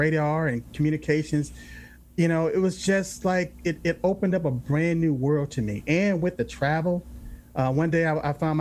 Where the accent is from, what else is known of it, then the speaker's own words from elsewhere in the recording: Los Angeles, California, United States; I grew up in South Central LA.